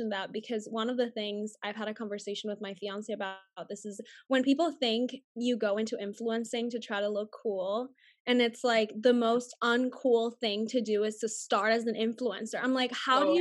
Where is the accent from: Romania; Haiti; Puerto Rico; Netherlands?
Puerto Rico; first language Spanish; English is a second language; moved away as an adult; also born or lived in Arizona / Los Angeles / Dallas; My first language is Spanish. I grew up speaking Spanish with my family and everyone at school back home, but we have like regular cable TV in Puerto Rico